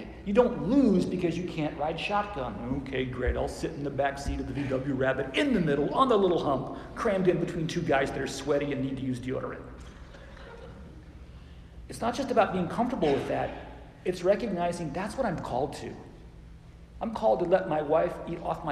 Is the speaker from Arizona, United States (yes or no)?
yes; Phoenix, Arizona, United States; When I was a kid growing up in Phoenix